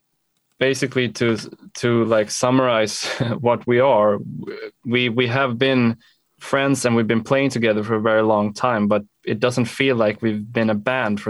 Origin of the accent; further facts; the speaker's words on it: Sweden; we're a band from Sweden